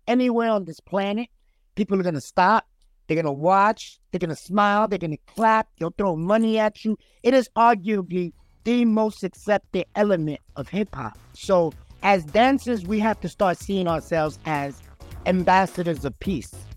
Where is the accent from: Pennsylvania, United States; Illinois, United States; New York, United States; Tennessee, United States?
New York, United States; New York City; I'm a kid from the South Bronx.